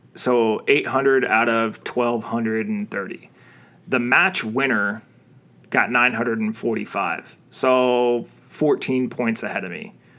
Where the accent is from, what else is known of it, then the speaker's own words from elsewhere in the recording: Arizona, United States; I'm from Arizona